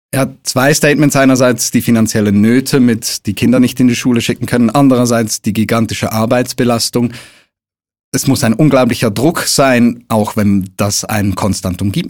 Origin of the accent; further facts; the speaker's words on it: Switzerland; bei uns in der Schweiz